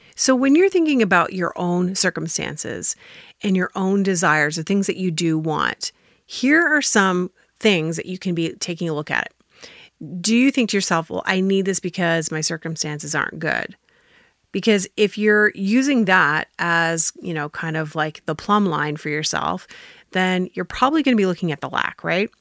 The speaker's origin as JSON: {"language": "English", "country": "Canada", "said": "I'm Canadian"}